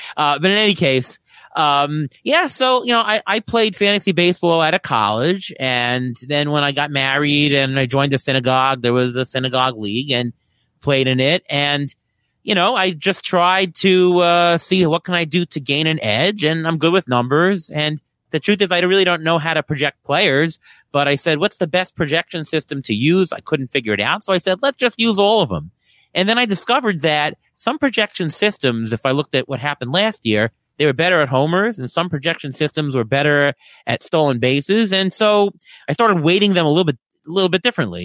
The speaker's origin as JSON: {"language": "English", "town": "New York City", "region": "New York", "country": "United States", "tie": "born or raised there", "said": "I grew up in Queens. I grew up, uh, about two blocks from Saint John's University"}